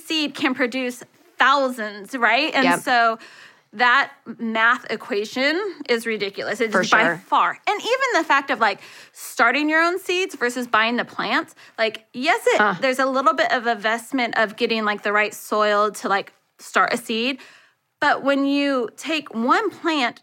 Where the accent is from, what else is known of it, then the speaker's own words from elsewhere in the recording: California, United States; moved away as an adult; now in the South, United States; I grew up in California